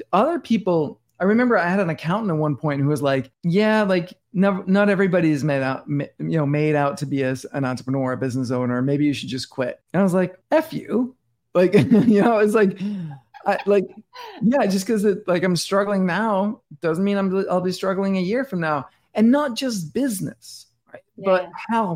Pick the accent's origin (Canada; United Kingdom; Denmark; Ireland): Denmark; moved away as an adult; now in New York City, United States; I'm born and raised in Denmark and I live in New York City now